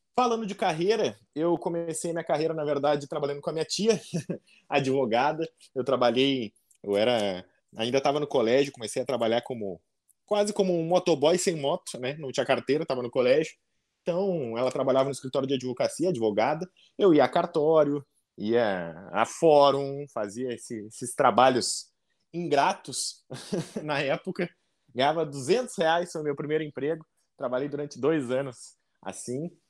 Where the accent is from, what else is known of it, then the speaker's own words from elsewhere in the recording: Porto Alegre, Rio Grande do Sul, Brazil; Nascido e criado uh, em Porto Alegre, me criei, me mudei bastante